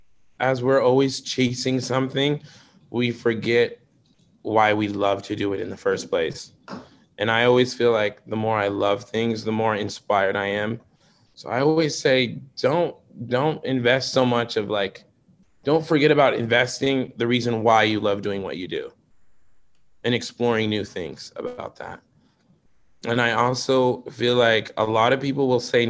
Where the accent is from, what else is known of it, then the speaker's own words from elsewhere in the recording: Shoreline, Washington, United States; now in Seattle, United States; I love Shoreline. It's my hometown